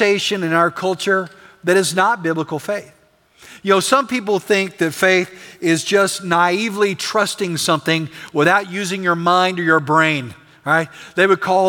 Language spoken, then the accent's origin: English; West Texas, United States; I'm from West Texas.